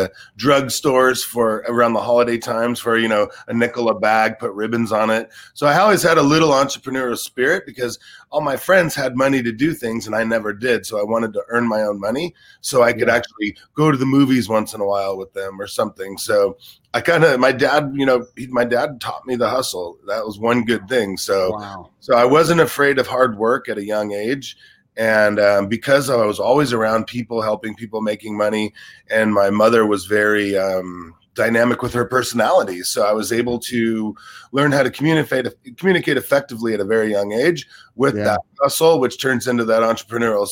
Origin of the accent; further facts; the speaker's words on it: Los Angeles, California, United States; also born or lived in Sioux Falls, South Dakota; I was in Los Angeles by the time I was about 1.5 years old. So you could kind of say I was raised here